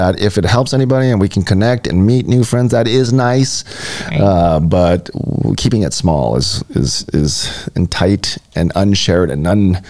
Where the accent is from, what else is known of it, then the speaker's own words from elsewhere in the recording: Hawaii, United States; And I am Hawaiian. So, Polynesian. I'm Polynesian.